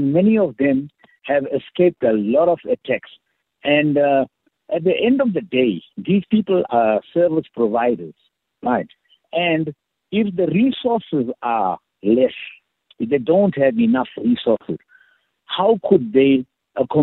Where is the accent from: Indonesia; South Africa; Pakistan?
South Africa; Durban, KwaZulu-Natal; I'm from Durban, Natal.